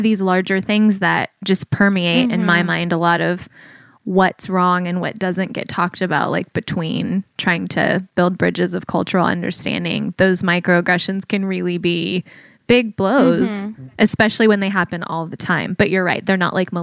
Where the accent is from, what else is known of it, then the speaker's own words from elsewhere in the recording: San Diego, California, United States; also born or lived in Atlanta, Georgia; I grew up in San Diego, California, and I was born in Atlanta, but my parents drove cross country when I was a baby